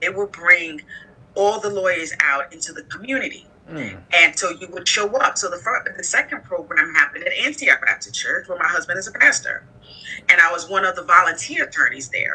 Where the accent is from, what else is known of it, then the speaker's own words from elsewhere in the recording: Nigeria; moved away as an adult; also born or lived in United States / Arizona / Bedford-Stuyvesant, Brooklyn; now in Brooklyn, United States; I was born here in the United States. Um, my family's from Nigeria. And so at the age of five, I migrated back to Nigeria, and that's actually where I went to elementary school and high school.